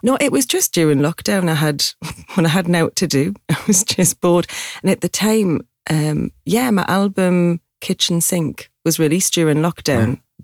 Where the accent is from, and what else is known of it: Newcastle upon Tyne, North East England, United Kingdom; accent: Geordie; moved away as an adult; now in London, United Kingdom